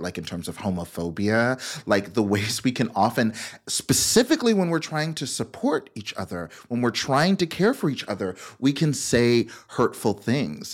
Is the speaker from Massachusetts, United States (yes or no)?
no; Memphis, Tennessee, North Texas, United States; I was raised in, um, Memphis, Tennessee, and then the suburbs of, of North Texas. And so I grew up in the South